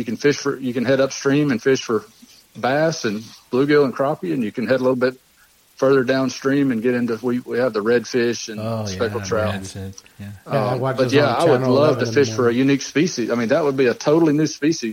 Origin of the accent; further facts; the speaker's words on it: Lake Martin, Alabama, United States; I grew up on Lake Martin